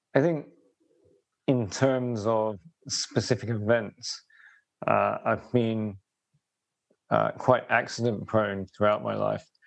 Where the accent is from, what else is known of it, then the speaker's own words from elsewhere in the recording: Robertsbridge, South East England, United Kingdom; I grew up in the southeast of England, village called Robertsbridge in East Sussex